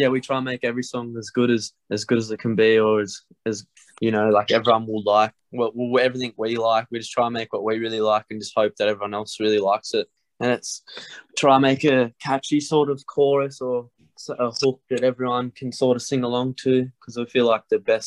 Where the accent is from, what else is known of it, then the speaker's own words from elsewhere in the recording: Tamworth, New South Wales, Australia; we're from Tamworth